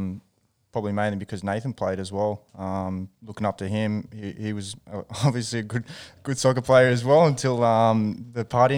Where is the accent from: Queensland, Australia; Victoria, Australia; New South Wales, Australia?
New South Wales, Australia; Newcastle; born or raised there